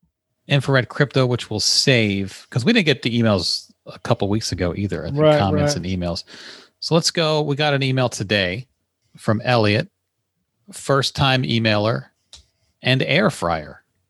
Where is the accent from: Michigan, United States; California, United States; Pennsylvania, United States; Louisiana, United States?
Michigan, United States; I'm from Michigan.